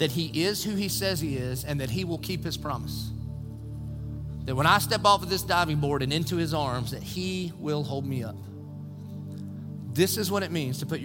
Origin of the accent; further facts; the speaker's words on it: Dillon, South Carolina, United States; moved away; When I was a little kid growing up in Dillon